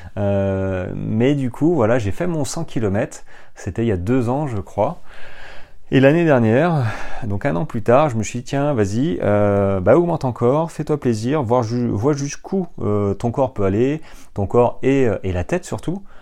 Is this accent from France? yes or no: yes; French Ardennes, Grand Est, France; moved away as an adult; moi j'ai grandi dans les Ardennes, euh, les Ardennes françaises, hein, à la frontière belge jusqu'à l'âge de jusqu'à l'âge de 18-19 ans